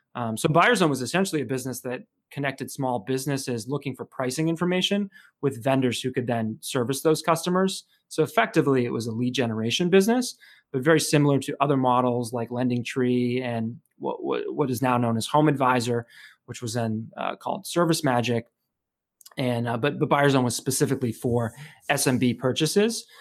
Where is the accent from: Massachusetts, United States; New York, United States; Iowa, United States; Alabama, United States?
Massachusetts, United States; Chelmsford; I grew up in Chelmsford, Massachusetts, which is sort of northeastern Massachusetts